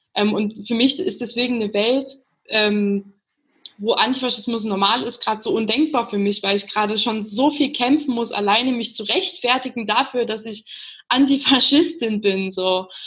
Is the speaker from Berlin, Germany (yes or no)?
no; Chemnitz, Saxony, Germany; wir kommen aus Chemnitz